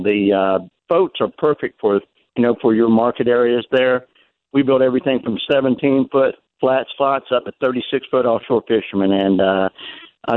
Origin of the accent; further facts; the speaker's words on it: Panama City Beach, Florida, United States; accent: twang; I am from Panama City Beach, Florida